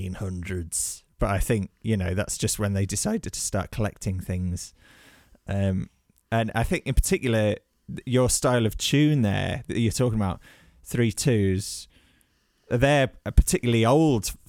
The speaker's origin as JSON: {"language": "English", "town": "Birmingham", "region": "West Midlands", "country": "United Kingdom", "tie": "born or raised there", "moved": "yes", "lives_now": "Newcastle, United Kingdom", "said": "I was brought up in Birmingham"}